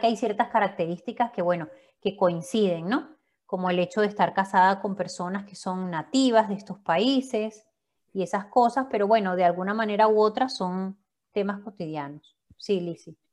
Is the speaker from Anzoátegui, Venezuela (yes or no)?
no; Valencia, Carabobo, Venezuela; moved away as an adult; also born or lived in Maracay, Venezuela; now in Madrid, Spain; nací en Maracay, a los tres añitos me fui para, Valencia también, así que me crié en Valencia